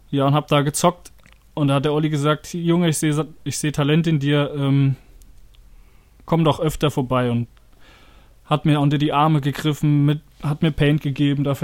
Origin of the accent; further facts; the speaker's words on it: Oberwildstadt, Hesse, Germany; ich bin in Oberwildstadt groß geworden